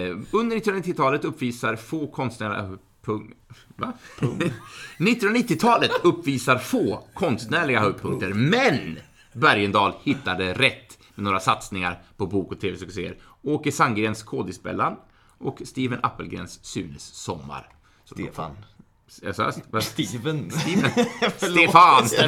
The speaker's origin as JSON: {"language": "Swedish", "town": "Alingsås", "region": "Västra Götaland", "country": "Sweden", "said": "Jag är från Alingsås."}